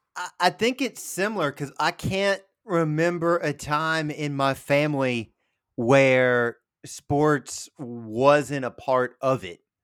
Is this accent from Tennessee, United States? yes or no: yes; Winchester, Tennessee, United States; growing up, uh, in the nineties, uh, in Winchester, Tennessee